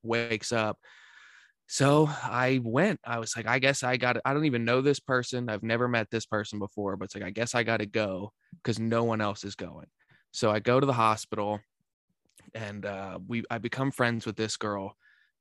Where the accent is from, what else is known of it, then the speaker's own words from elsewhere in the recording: Central Pennsylvania, United States; also born or lived in Shippensburg, Pennsylvania; I'm from Central Pennsylvania, from a tiny town of like 3,000 people. My graduating class was 14